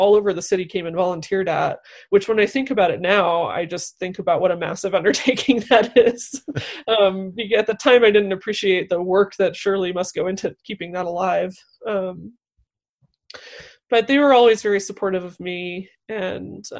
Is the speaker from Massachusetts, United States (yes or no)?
no; Northeast Indiana, United States; moved away; I'm from Northeast Indiana, which is a very conservative place